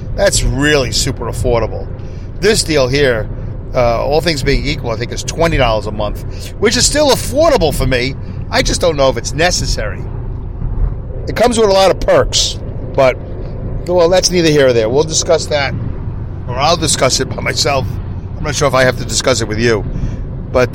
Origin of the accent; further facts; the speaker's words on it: New York City, New York, United States; accent: Brooklyn; my Brooklyn accent